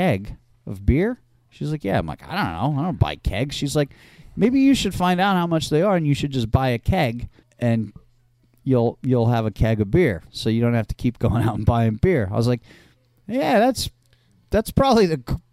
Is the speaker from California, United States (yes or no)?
yes; California, United States; also born or lived in Seattle; now in New Jersey, United States; I grew up out in California, and I lived in the East Bay for a long time when I was a kid